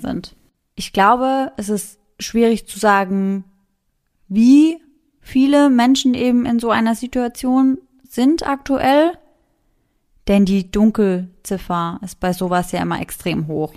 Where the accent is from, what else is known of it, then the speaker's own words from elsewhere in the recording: Mannheim, Baden-Württemberg, Germany; bei uns in Mannheim